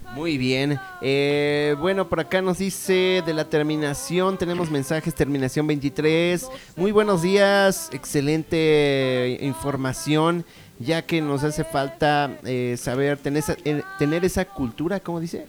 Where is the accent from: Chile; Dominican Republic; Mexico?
Mexico; nos caracteriza como mexicanos